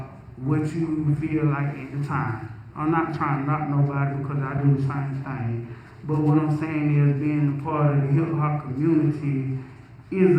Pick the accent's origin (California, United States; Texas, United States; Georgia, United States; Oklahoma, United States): Georgia, United States; Milledgeville; I'm from Millersville, Georgia